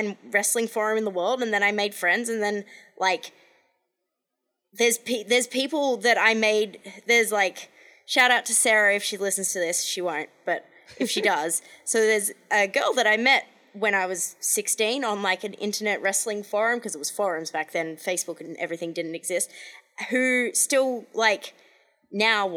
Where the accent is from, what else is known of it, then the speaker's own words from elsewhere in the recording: Australia; moved away; I'm Australian